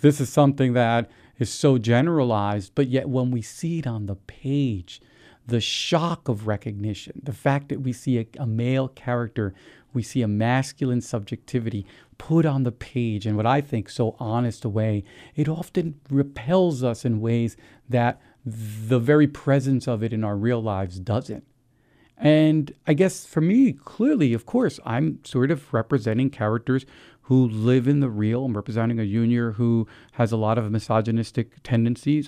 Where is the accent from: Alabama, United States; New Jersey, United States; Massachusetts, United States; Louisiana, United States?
New Jersey, United States; I grew up in New Jersey